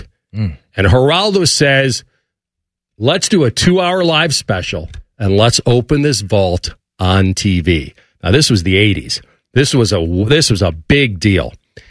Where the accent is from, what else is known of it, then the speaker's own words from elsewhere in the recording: Chicago, Illinois, United States; the Elegant Farmer is a place that I know growing up in Chicago